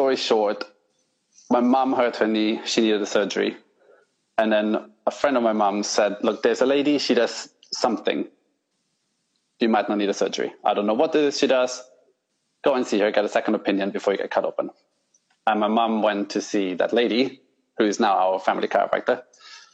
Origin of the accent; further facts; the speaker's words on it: northern Italy, Italy; moved away as an adult; now in England; I grew up in Italy, the north of Italy